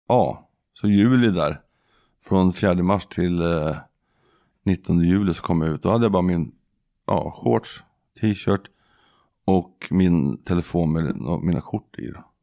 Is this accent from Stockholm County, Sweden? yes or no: yes; Södertälje, Stockholm County, Sweden; moved away; also born or lived in Skaftö, Lysekil; jag kommer från Södertälje